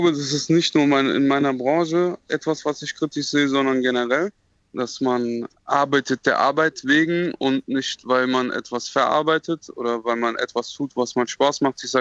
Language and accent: German; Marburg, Hesse, Germany; Es hat bestimmt auch etwas mit meiner Kindheit in Marburg zu tun